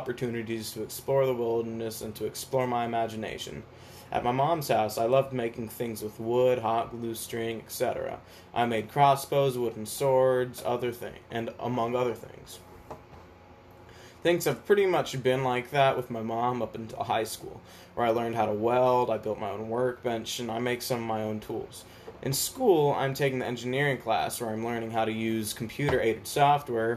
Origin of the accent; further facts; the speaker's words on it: Atlanta, Georgia, United States; I was born in Atlanta, Georgia